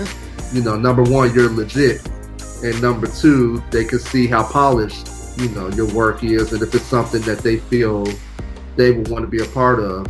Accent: Chicago, Illinois, United States; moved away as an adult; now in Los Angeles, United States; I live in LA. I'm originally from Chicago, Illinois, the south suburbs. Uh, born and raised

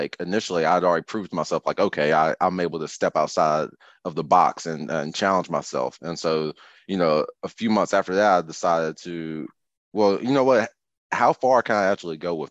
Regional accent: Rockingham County, North Carolina, United States; moved away as an adult; also born or lived in Winston-Salem, North Carolina; now in Charlotte, United States; I'm born and raised in North Carolina. I actually grew up north of Greensboro in Rockingham County

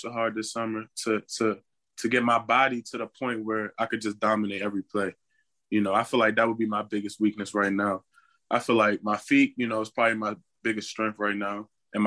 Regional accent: Prince George's County, Maryland, United States; I'm from Prince George's County, Maryland

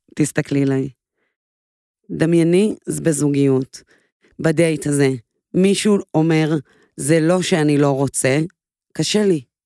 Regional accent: Israel; אני גדלתי בקיבוץ

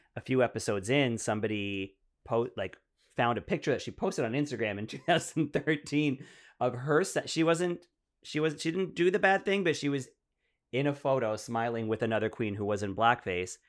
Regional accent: Ottawa, Ontario, Canada; moved away; I grew up in Ottawa, so I went to, like, a completely French school.

